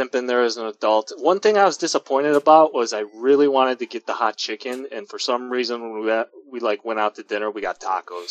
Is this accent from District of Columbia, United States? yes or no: no; Oak Lawn, Illinois, United States; the town I grew up in Oak Lawn